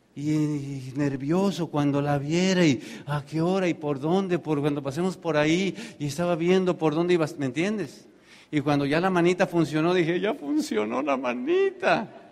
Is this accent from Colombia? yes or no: no; Tenancingo, State of Mexico, Mexico; born or raised there; moved away